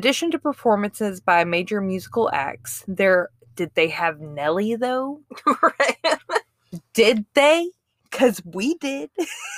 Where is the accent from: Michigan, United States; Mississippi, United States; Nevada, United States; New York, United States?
Mississippi, United States; outside of Jackson; I grew up outside of Jackson, Mississippi